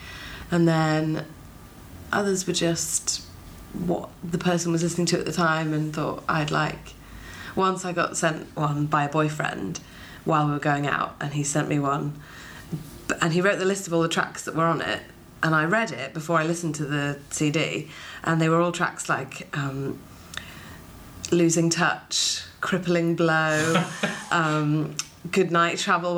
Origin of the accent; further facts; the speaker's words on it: Welsh, Wales, United Kingdom; being Welsh.